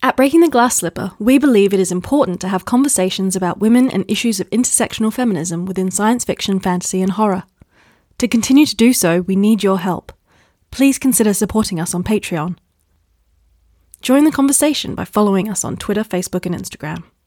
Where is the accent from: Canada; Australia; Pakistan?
Australia; Perth, Western Australia; my hometown of Perth, Western Australia.